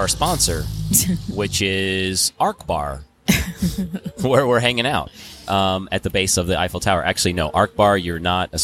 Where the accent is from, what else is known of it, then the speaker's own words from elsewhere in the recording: Colorado, United States; Colorado right here